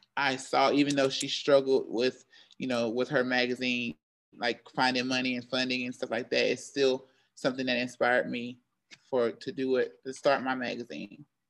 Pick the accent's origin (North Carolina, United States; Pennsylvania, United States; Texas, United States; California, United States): North Carolina, United States; Charlotte; also born or lived in Greensboro, North Carolina / Syracuse; I am from Charlotte, North Carolina